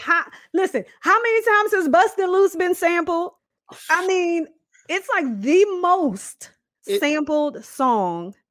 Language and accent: English; Washington, District of Columbia, United States; we are both DC natives I was born and raised in Southeast Washington, D.C.